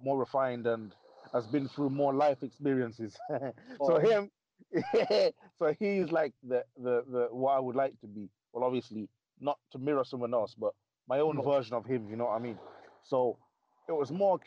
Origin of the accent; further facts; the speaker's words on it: Coventry, West Midlands, United Kingdom; my hometown of Coventry.